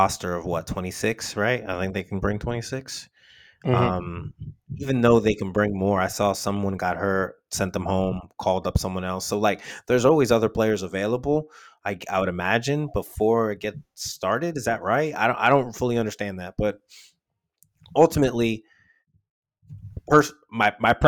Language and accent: English; United States